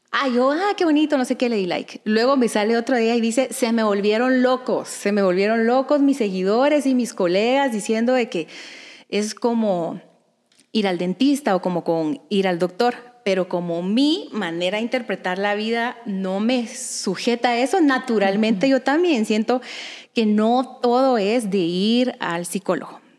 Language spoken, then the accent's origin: Spanish; Guatemala; soy de Guatemala. Me casé con el gordo cuando era muy pequeña.